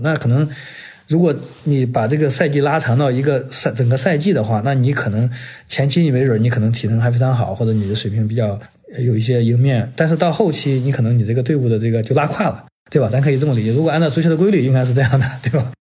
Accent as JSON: {"language": "Chinese", "country": "China", "moved": "yes", "lives_now": "United States", "said": "我们作为中国人，然后在这边"}